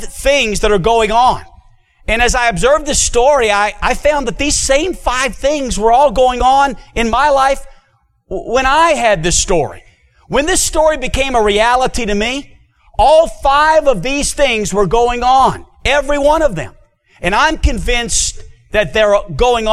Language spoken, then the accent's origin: English; New Orleans, Louisiana, United States; now in Hot Springs, United States; I was born and raised in New Orleans, Louisiana